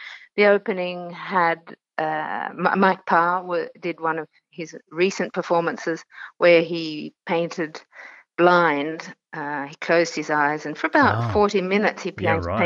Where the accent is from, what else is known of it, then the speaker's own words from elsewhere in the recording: Australia; also born or lived in Italy; being Australian